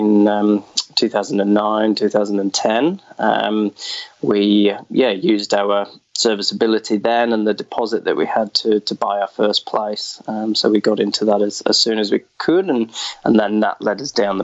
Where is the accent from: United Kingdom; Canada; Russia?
United Kingdom; Wakefield, Yorkshire and the Humber; accent: West Yorkshire; moved away as an adult; now in Australia; But originally, it is a Yorkshire, West Yorkshire accent. I grew up around Wakefield, which is not too far from Leeds.